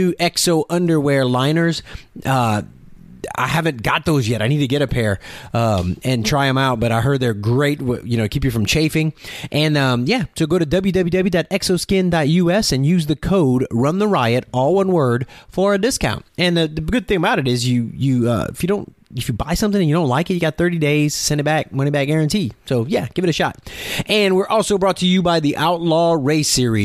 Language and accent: English; Louisiana, United States; now in Oklahoma, United States; I'm from Louisiana and I live in Oklahoma